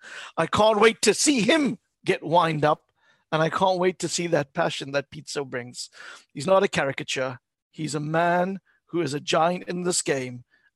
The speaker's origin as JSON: {"language": "English", "country": "South Africa", "said": "I think there's pride as a South African I take in his achievement. There's pride as a Pan-African to see him at that helm."}